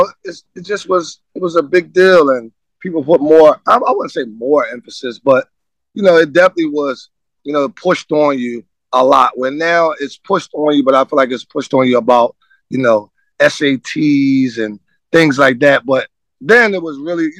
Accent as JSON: {"language": "English", "town": "Philadelphia", "region": "Pennsylvania", "country": "United States", "tie": "born or raised there", "said": "I'm from Philadelphia"}